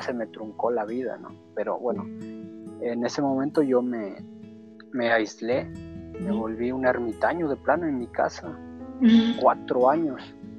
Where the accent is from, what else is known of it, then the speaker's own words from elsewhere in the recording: Guerrero, Mexico; soy del estado de Guerrero